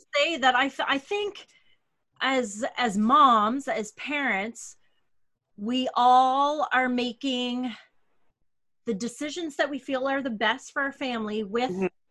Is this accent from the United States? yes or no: no; Canada; I'm your Canadian co host